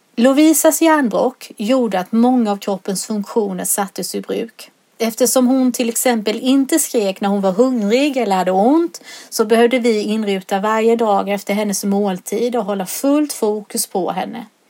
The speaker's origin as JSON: {"language": "Swedish", "town": "Solberga", "region": "Jönköping County", "country": "Sweden", "tie": "born or raised there", "lives_now": "Sävsjö, Sweden", "said": "När jag var liten var den lek som oftast lektes hemma på Nässjövägen i Solberga"}